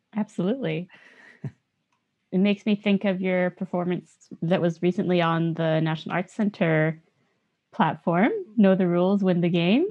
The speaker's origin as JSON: {"language": "English", "country": "Canada", "said": "a Yonsei, as a fourth generation Japanese Canadian"}